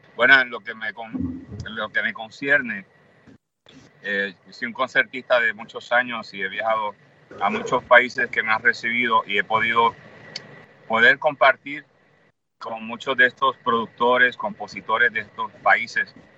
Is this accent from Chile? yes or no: no; Puerto Rico; somos puertorriqueños